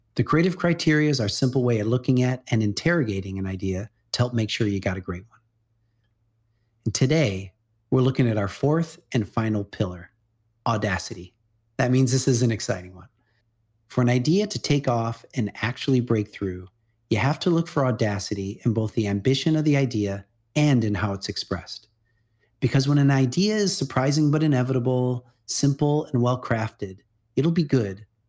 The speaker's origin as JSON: {"language": "English", "region": "Midwest", "country": "United States", "tie": "born or raised there", "said": "I grew up in the Midwest"}